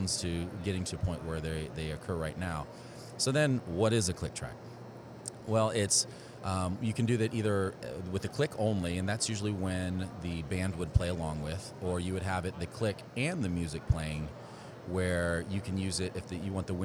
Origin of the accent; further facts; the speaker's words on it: Houston, Texas, United States; growing up in the Houston area, going to Westfield High School and then the University of Houston